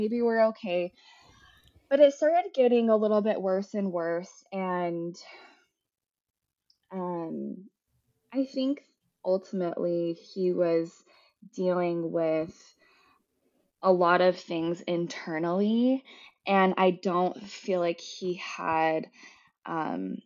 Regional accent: Salt Lake City, Utah, United States; I was born and raised in Salt Lake

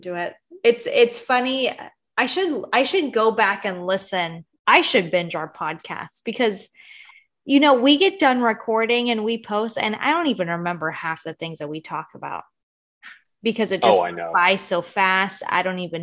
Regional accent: Bakersfield, California, United States; we're from Bakersfield, California

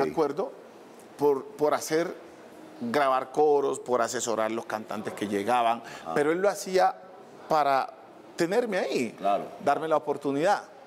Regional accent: Buenaventura, Valle del Cauca, Colombia; En Buenaventura, que es de donde soy yo, eh, era la música folclórica y la salsa.

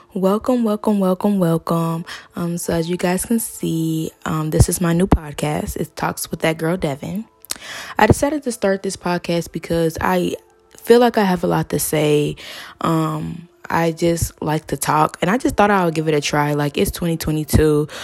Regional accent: Georgia, United States; now in Cincinnati, United States; I am from Georgia. Um, I moved to Cincinnati around two thousand nine, two thousand ten

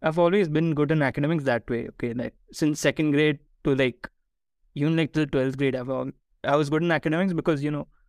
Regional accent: Bangalore, Karnataka, India; also born or lived in Ahmedabad, Gujarat; we moved from Ahmedabad to Bangalore

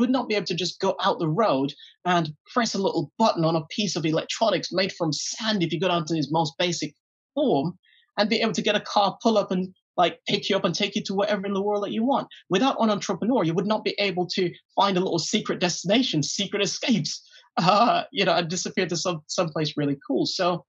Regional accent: Jean Hill, British Virgin Islands; I grew up in Jean Hill in the British Virgin Islands.

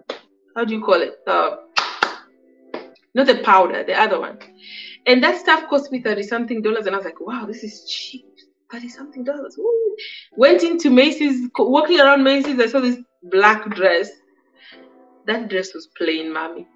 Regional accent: Kenya; moved away as an adult; now in United States; as a Kenyan woman living in the States

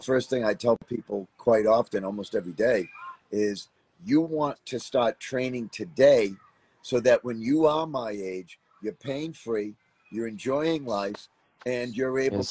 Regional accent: Boston, Massachusetts, United States; moved away; I grew up in Boston, Massachusetts. Um, which is about 15, 1600 miles from where I live now.

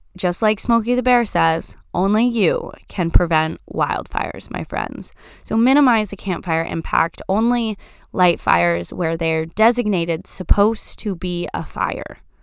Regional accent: Florida, United States; now in Washington, United States; I grew up in Florida, growing up next to the National Park of the Everglades

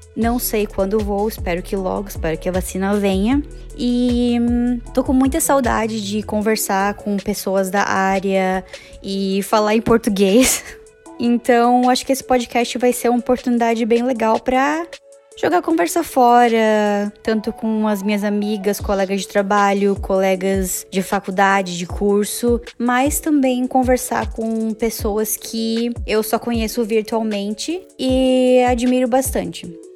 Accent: Joinville, Santa Catarina, Brazil; moved away as an adult; now in Canada; eu sou de Joinville, Santa Catarina, e eu moro no Canadá há pouco mais de três anos.

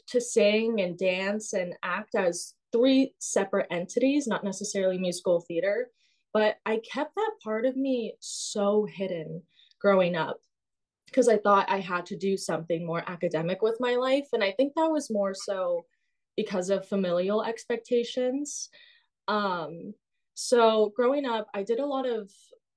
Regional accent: Simi Valley, California, United States; moved away as an adult; now in New York City, United States; I grew up in Simi Valley, which is 30 minutes north of Los Angeles in California.

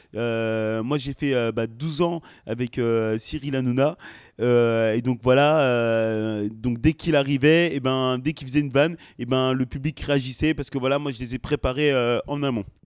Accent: France; also born or lived in Senegal (ancestry); je suis né en France et je suis aussi d'origine sénégalaise

